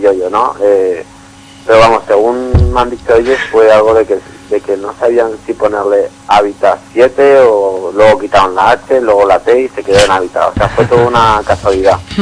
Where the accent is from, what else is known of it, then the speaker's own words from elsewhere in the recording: Valencia, Valencian Community, Spain; de Valencia Capital